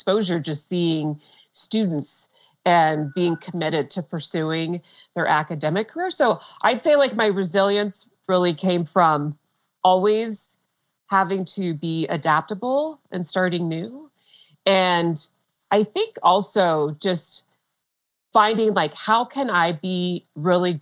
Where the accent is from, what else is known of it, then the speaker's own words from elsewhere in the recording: Fort Collins, Colorado, United States; I grew up in Fort Collins, Colorado, which is in the northern part of Colorado